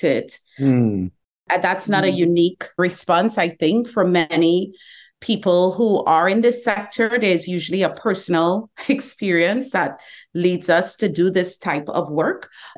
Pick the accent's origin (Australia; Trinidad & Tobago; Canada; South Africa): Trinidad & Tobago; moved away as an adult; now in Atlanta, United States; I was born in the Caribbean